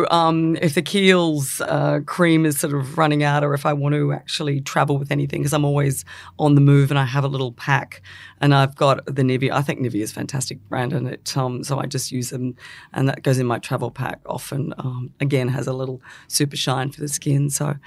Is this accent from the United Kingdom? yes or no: yes; England, United Kingdom; born there; I was born in England, not that it means anything